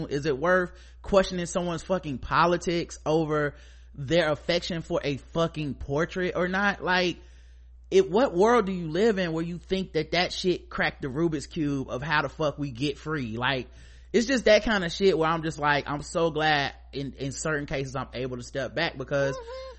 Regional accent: United States; I'm complicit to things because I'm a man. I'm complicit to things because I'm American.

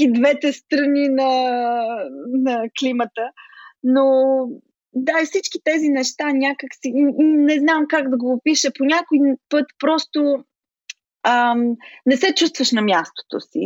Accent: Smolyan, Smolyan Province, Bulgaria; moved away as an adult; also born or lived in Chicago, United States; now in United States; Смолян, родния ми град

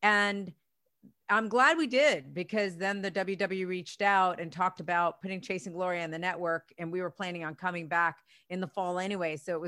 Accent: Spain; now in United States; for years I was bullied when I came from Spain to the US, and how I was able to adapt and still make something of myself

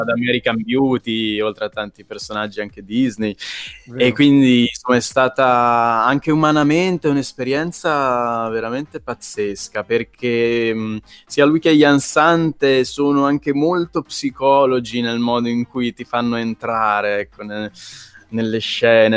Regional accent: Pesaro, Marche, Italy; moved away; all'epoca vivevo ancora a Pesaro, frequentavo il liceo

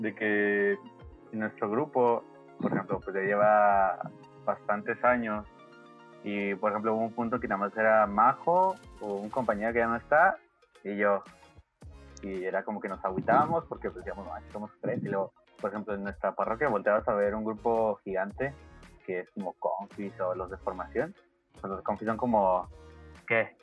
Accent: Ciudad Juárez, Chihuahua, Mexico; nosotros somos de Ciudad Juárez

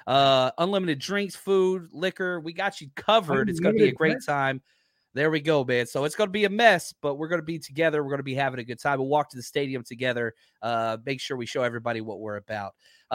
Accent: Dallas, Texas, United States; moved away; I'm from Dallas.

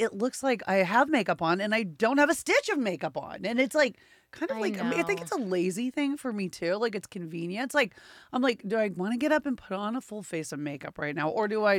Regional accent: Texas, United States; accent: twang; now in Los Angeles, United States; You know, I am from Texas.

